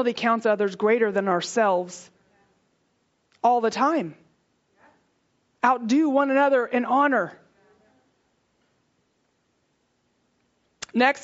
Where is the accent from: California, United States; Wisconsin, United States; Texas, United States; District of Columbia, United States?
Texas, United States; I'm from Texas